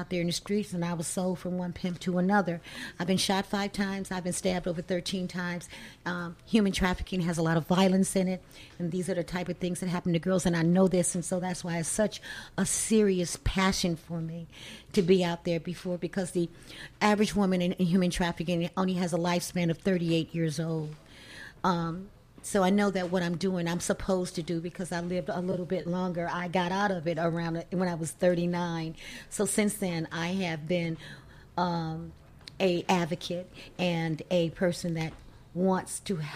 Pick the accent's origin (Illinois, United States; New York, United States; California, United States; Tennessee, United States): Illinois, United States; Chicago; My experience was growing up in Chicago